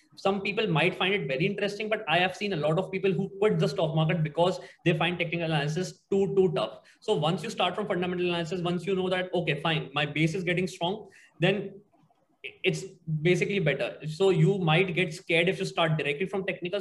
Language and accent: English; Agra, Uttar Pradesh, India; moved away; I'm from Agra